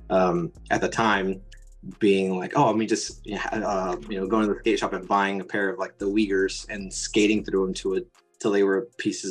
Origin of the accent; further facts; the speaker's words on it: Southern California, United States; I grew up here in Southern California